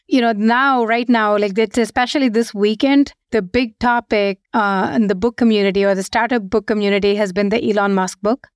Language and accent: English; India; moved away as an adult; also born or lived in Seattle, United States / San Francisco, United States; now in London, United Kingdom; we were born and brought up in India. We moved to the US just as when we joined our first job, and we stayed there for 16 years, 17 years